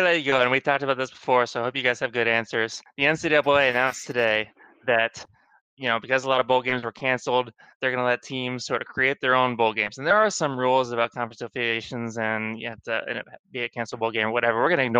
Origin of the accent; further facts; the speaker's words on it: Winfield, Kansas, United States; he was a guy from my hometown, Winfield, Kansas.